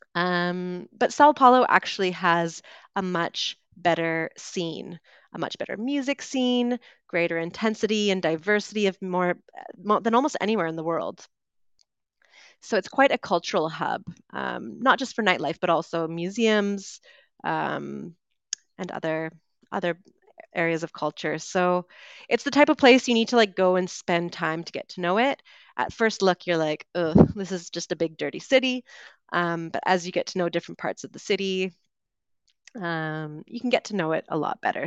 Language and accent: English; Vancouver, British Columbia, Canada; moved away as an adult; also born or lived in United Kingdom; growing up in Vancouver